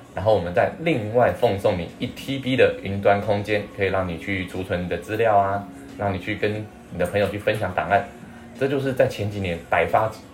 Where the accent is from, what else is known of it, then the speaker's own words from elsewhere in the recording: Taiwan; 不要以为我们台湾人的科技力比那么强，